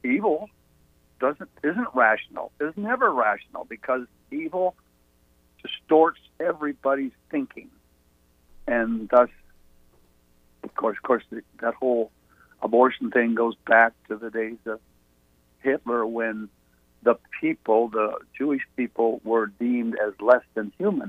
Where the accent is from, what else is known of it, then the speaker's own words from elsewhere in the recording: Canada; now in Atlantic Beach, United States; I'm a Canadian by birth, an American by the grace of God, and a Southerner by choice